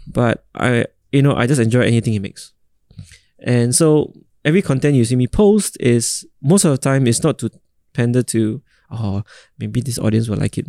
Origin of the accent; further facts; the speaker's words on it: Singapore; I'm a proud Singaporean